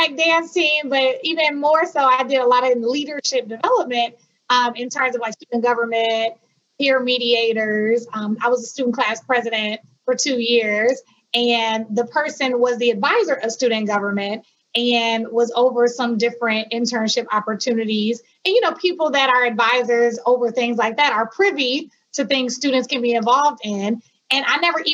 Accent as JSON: {"language": "English", "town": "Milwaukee", "region": "Wisconsin", "country": "United States", "tie": "born or raised there", "also_born_or_lived": "Hampton, Virginia", "said": "I am from Milwaukee, Wisconsin. My family is also from Milwaukee, Wisconsin as well, even though we have some roots in Mississippi. But we were in Milwaukee my whole life"}